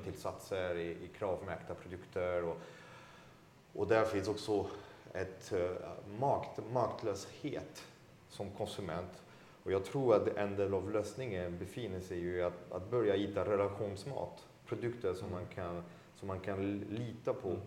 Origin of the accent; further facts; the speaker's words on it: France; now in Sweden; Som fransman